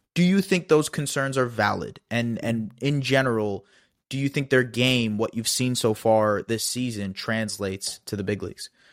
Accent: Canada; as a Canadian

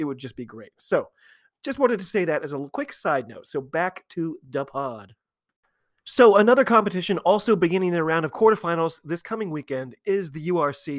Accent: United States; I'm an American rugby fan

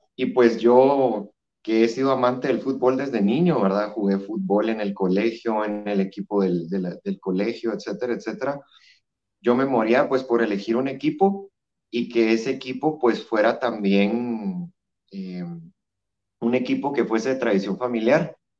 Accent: Guatemala; yo soy de Guatemala, de la hermosa tierra de la eterna primavera

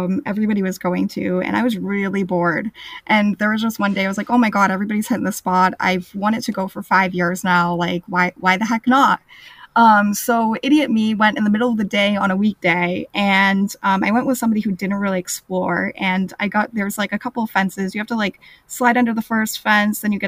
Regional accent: United States; I'm from the United States.

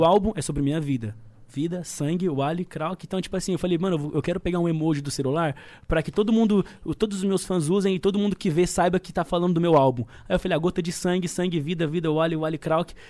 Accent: Osasco, São Paulo, Brazil; also born or lived in Itaueira, Piauí; now in Carapicuíba, Brazil; porque eu nasci no Piauí, mas me criei em Osasco

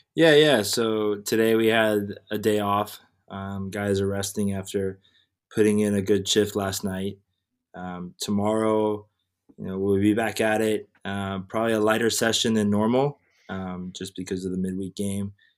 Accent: Weston, Florida, United States; also born or lived in White Plains, New York / New York (Columbia); I was born in White Plains, New York, um, and then I moved down to South Florida when I was seven, uh, to a city called Weston

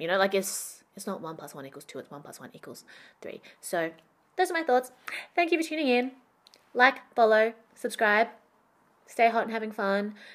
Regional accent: Perth, Western Australia, Australia; moved away as an adult; also born or lived in Shanghai; I went back to my hometown that I left when I graduated university. So my adult friendships, identity, career were all formed in Shanghai. I was back in Perth

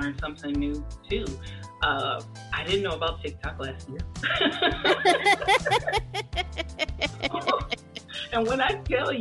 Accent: Detroit, Michigan, United States; I'm from Detroit, Michigan, and when I went to school, all the way from elementary to high school

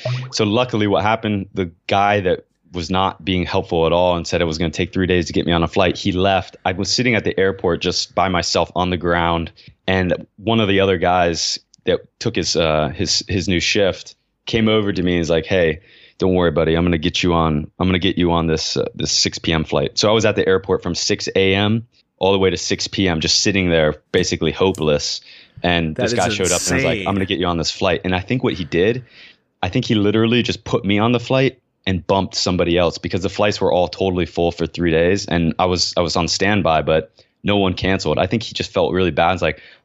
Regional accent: United States; I'm an American

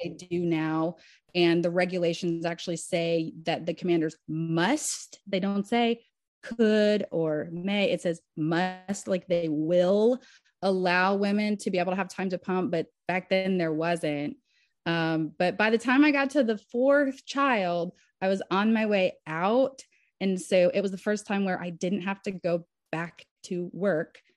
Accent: Southern Kentucky, United States; moved away as an adult; now in Nashville, United States; I was raised in Southern Kentucky, and Nashville was the nearest big city.

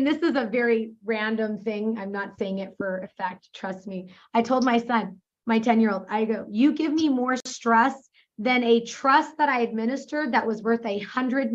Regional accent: New York, United States; also born or lived in Santa Barbara, California / Spain / San Diego, California; now in Irvine, United States; I was born in New York.

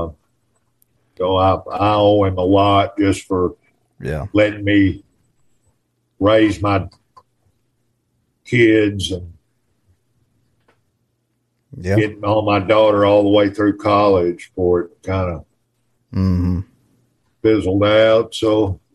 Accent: outside of Nashville, Tennessee, United States; also born or lived in Memphis, Tennessee; I grew up around outside of Nashville

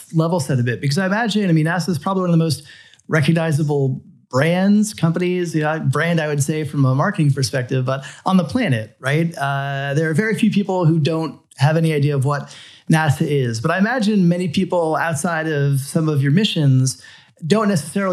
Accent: South Florida, United States; as a boy growing up in South Florida

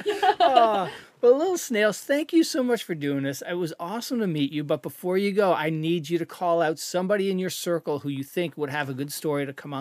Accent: Canada; now in United States; I think one advantage of being a Canadian content creator is the whole healthcare aspect of things.

